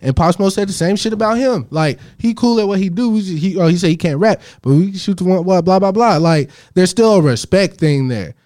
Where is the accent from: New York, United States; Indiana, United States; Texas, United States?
Texas, United States; Arlington; I'm from Arlington